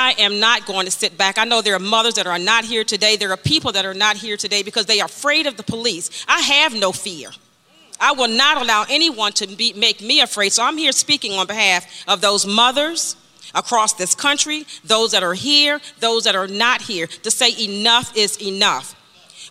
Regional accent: Washington, District of Columbia, United States; moved away; I'm not a resident of Washington, D.C., but I was born here in Washington, D.C.

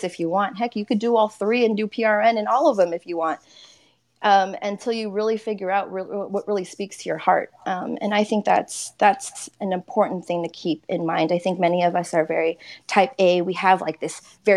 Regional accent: California, United States; moved away as an adult; also born or lived in Texas; I'm originally from California.

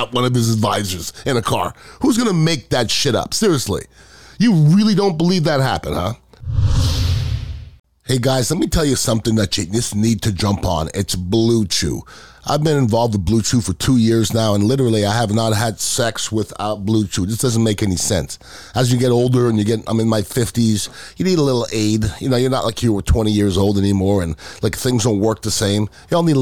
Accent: United States; as an American

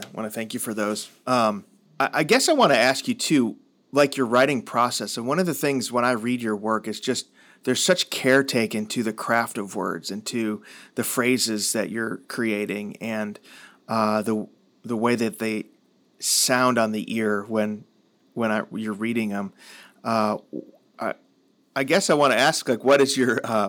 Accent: Midwest, United States; I grew up in the Midwest

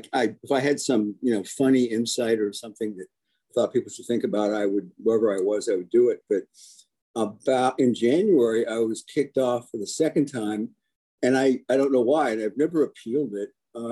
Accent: Cincinnati, Ohio, United States; also born or lived in Washington, D.C. / Aberdeen, Maryland / Chevy Chase, Maryland / Grand Rapids, Michigan; And I was born in DC, but I grew up in Aberdeen, Maryland, Chevy Chase, Grand Rapids, Chicago, two different times, Detroit. And then we ended up in the promised land of Cincinnati.

